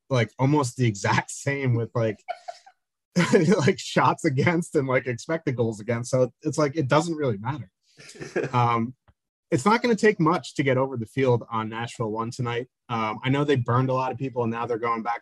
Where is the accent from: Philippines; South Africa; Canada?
Canada; I am Canadian, so no comment. I, I, live in New Jersey.